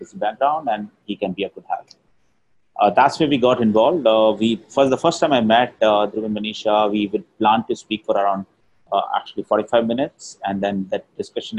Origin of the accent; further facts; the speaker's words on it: Rajasthan, India; I'm from Rajasthan, I'm a Marwari